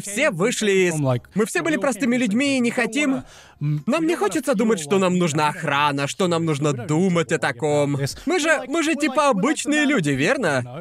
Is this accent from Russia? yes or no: no; Brighton, South East England, United Kingdom; moved away as an adult; now in Japan; Город моего детства стал таким модным